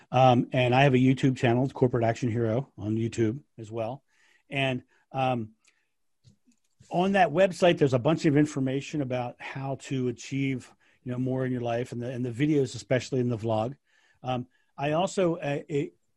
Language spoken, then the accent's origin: English; United States; I'm American.